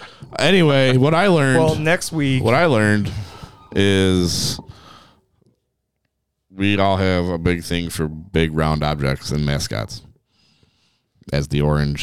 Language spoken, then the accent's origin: English; United States; we're American.